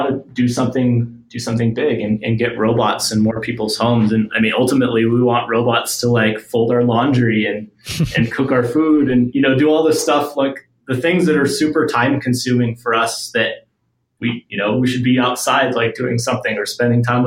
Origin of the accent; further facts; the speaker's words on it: New Mexico, United States; where I grew up in New Mexico